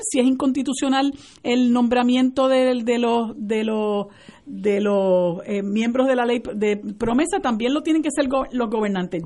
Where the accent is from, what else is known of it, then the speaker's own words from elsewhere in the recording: Puerto Rico; nosotros los puertorriqueños